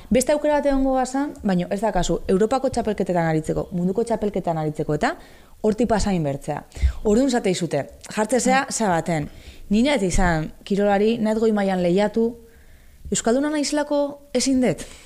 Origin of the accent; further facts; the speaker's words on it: Basque Country, Spain; ni euskalduna naiz, euskalduna sentitzen naiz